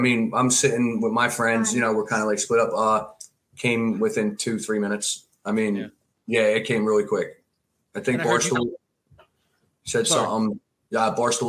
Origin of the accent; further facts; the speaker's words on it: Wissahickon / Wissinoming, Pennsylvania, United States; I grew up in Wissanomie.